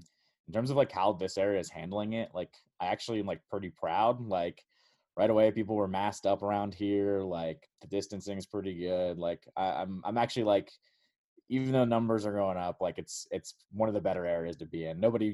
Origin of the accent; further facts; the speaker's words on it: Montgomery County, Maryland, United States; Yeah, born and raised in Montgomery County, still here, haven't left. It's where I want to live, so I'm not leaving anytime soon, I think.